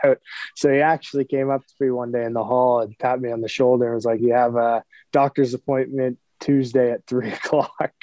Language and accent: English; Toronto, Ontario, Canada; I'm from Scarborough, so Toronto is obviously an easy choice for me. I get to be around my family and friends